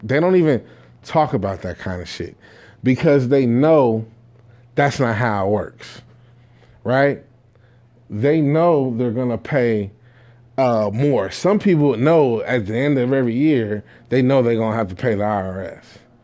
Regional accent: Jamaica; me being Jamaican

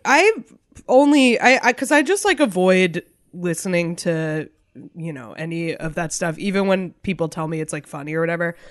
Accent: New Hampshire, United States; growing up in New Hampshire, Raymond was, like, a punchline

